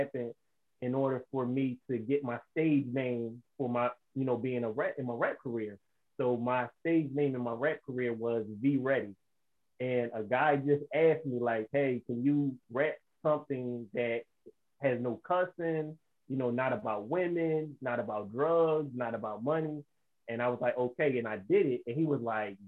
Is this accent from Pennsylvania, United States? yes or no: yes; Philadelphia, Pennsylvania, United States; I'm from Philadelphia, Pennsylvania.